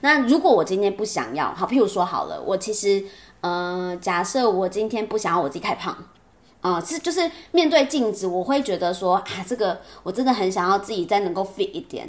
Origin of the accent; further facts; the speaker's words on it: Taipei, Taiwan; 我土生土长台北人